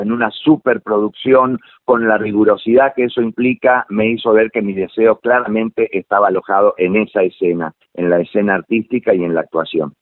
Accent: Corrientes, Argentina; moved away as an adult; now in Buenos Aires, Argentina; yo nací en, un lugar como alejado de la ciudad, en Corrientes, soy correntino

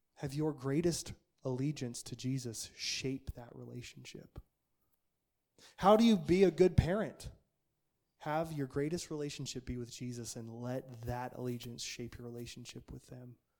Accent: Nampa, Idaho, United States; the culture I grew up in Nampa, Idaho

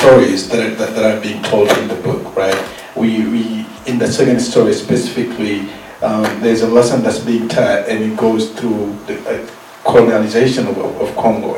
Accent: Senegal; moved away; as a young kid growing up in Senegal

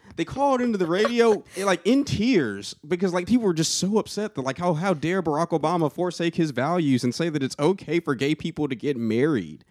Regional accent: Atlanta, Georgia, United States; moved away as an adult; now in Murfreesboro, United States; I'm from the Atlanta area.

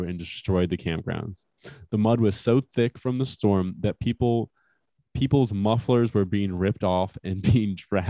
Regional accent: Michigan, United States; I grew up in Michigan

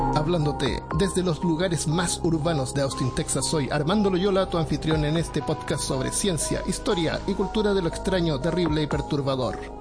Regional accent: Chile; como somos chilenos

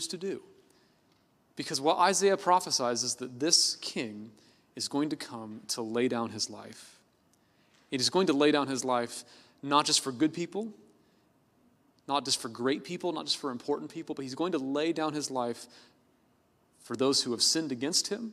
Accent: Oakland, California, United States; I was born in Oakland, California

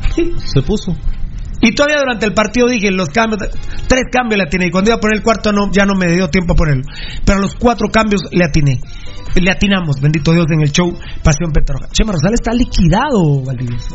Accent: Guatemala; somos afortunados los chapines

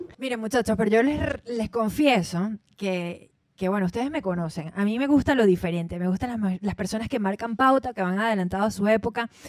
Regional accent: Venezuela

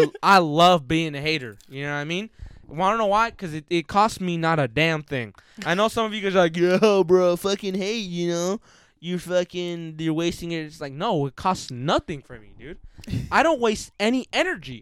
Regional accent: King City, California, United States; we're from that town

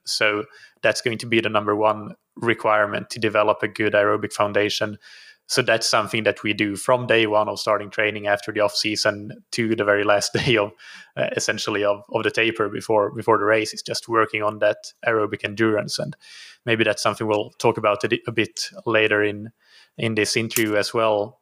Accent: Finland; moved away as an adult; also born or lived in Helsinki, Finland; now in Portugal; So I'm from Finland originally. I live in Portugal now, though, have been uh, living here for two and a half years

